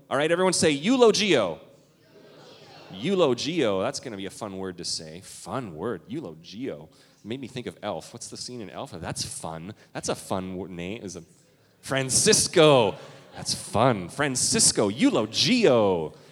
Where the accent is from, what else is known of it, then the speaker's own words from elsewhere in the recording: Canada; now in Minnesota, United States; I'm from Canada